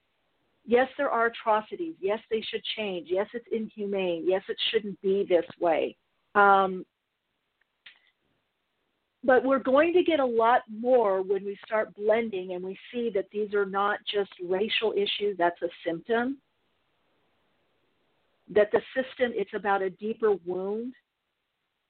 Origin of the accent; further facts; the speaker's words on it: United States; also born or lived in England; I'm an American